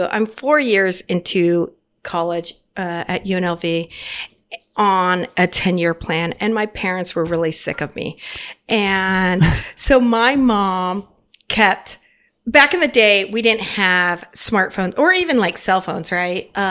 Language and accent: English; Arizona, United States; born there; And I had family in Phoenix and I was born in Arizona.